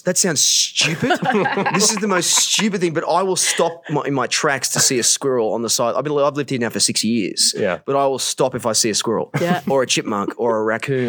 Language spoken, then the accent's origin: English; Newcastle, New South Wales, Australia; I'm from Newcastle, Australia